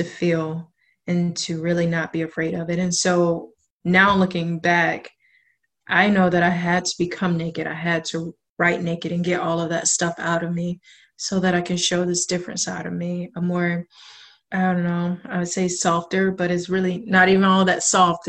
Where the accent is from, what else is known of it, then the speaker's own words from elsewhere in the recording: South Georgia, United States; moved away as an adult; now in Portland, United States; I'm originally from South Georgia. I've been in Portland now for almost 3 years